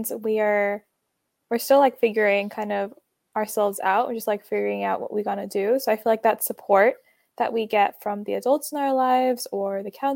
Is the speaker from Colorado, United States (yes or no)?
no; Atlanta, Georgia, United States; I am from Atlanta, Georgia.